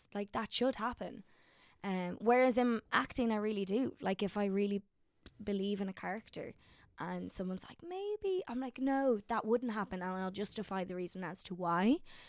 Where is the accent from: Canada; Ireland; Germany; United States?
Ireland; But I'm an Irish one, so you just give me more spuds and that's all.